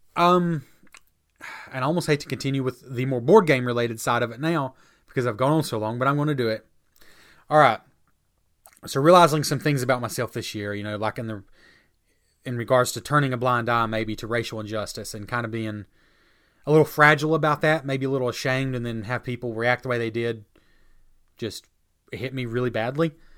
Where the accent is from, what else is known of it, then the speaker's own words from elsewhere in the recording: United States; I'm an American who considers himself a Christian